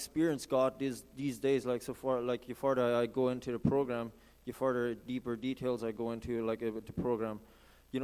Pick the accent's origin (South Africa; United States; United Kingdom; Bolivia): Bolivia; Santa Cruz de la Sierra, Santa Cruz; moved away as an adult; now in Canada; I've been growing up in South America, Santa Cruz, Bolivia. So I'm from Bolivia, actually